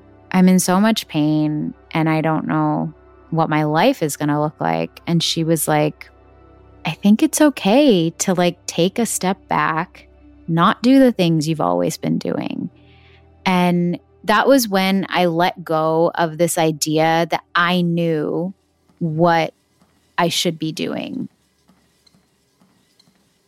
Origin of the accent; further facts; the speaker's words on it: Texas, United States; I was born and brought up in Texas in America